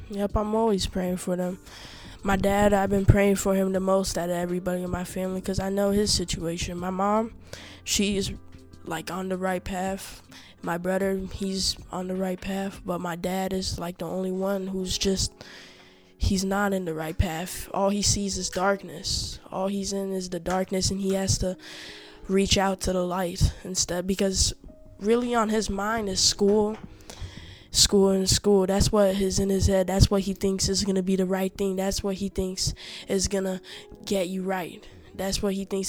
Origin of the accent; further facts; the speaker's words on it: Togo; We are from Africa, West Africa, Togo